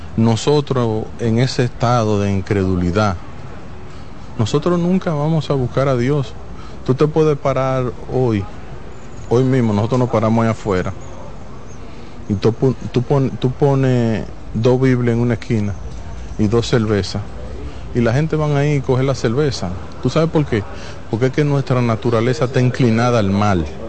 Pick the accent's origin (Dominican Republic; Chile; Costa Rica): Dominican Republic; yo mismo siendo dominicano